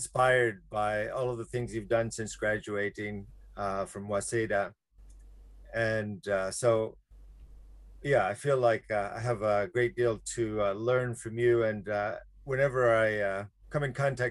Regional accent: Alabama, United States; moved away as an adult; now in Japan; my background is I'm from Alabama, which now I would kind of describe as, of course, the heart of slavery in the United States

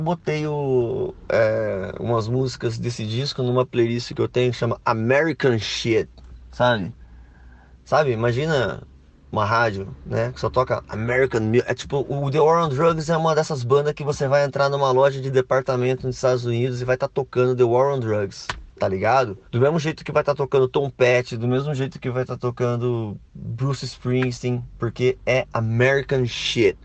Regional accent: Brazil; a gente é brasileiro

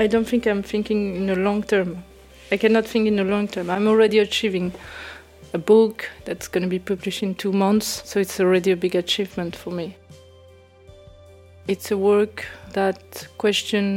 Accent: Oranjestad, Aruba; now in Paris, France; I was born in Orangestad, Aruba. I live in Paris.

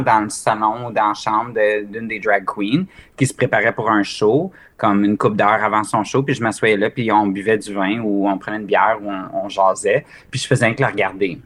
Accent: Mont-Laurier, Quebec, Canada; moved away; also born or lived in Ontario; ma ville natale, au Québec, de Mont-Laurier, qui est au nord de Gatineau.

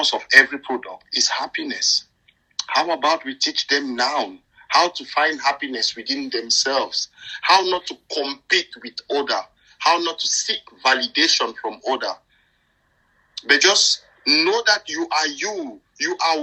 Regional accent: Cameroon; now in United Kingdom; I grew up in Cameroon

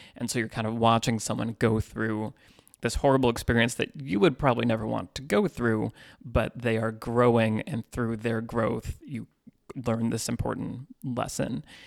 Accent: Northern California, United States; moved away as an adult; now in Los Angeles, United States; I grew up in Northern California and moved to L A in two thousand ten.

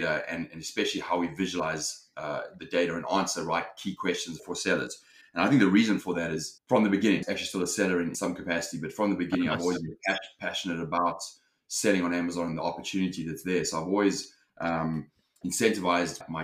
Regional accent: South Africa; moved away as an adult; also born or lived in London, United Kingdom; now in Los Angeles, United States; I'm originally from South Africa.

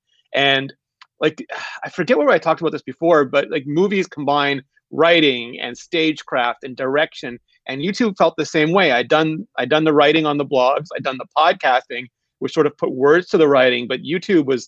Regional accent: Canada; I'm Canadian

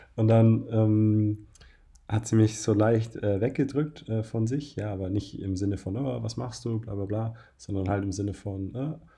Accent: Bavaria, Germany; now in Berlin, Germany; Ich komme ja aus Bayern

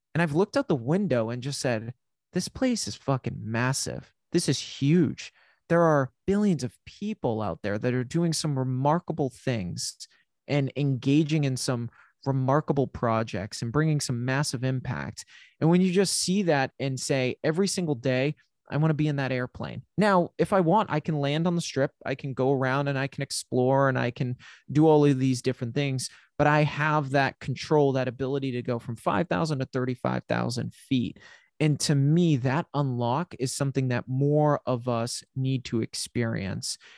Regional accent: New England, United States; I'm from New England

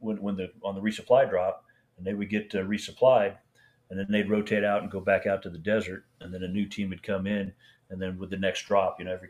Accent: Iowa, United States; I'm from Iowa.

